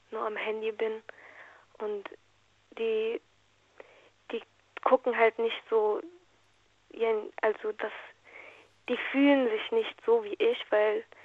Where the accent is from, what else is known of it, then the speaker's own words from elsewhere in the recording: Syria; ähm, wir, ich bin halt aus Syrien, ich komme aus Syrien